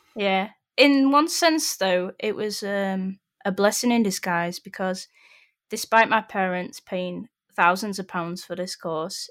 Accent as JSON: {"language": "English", "town": "Sheffield", "region": "Yorkshire and the Humber", "country": "United Kingdom", "said": "I'm originally from Sheffield"}